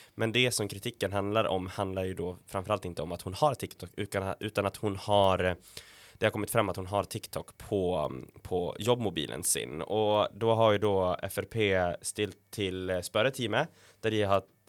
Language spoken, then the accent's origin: Norwegian; Sweden; now in Norway; jeg er jo svensk og var hjemme i julen